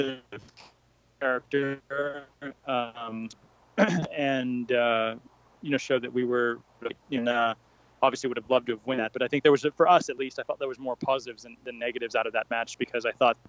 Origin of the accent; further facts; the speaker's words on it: United States; being an American